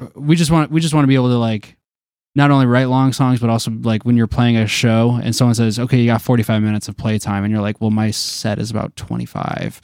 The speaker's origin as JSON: {"language": "English", "town": "Detroit", "region": "Michigan", "country": "United States", "said": "we're from Detroit"}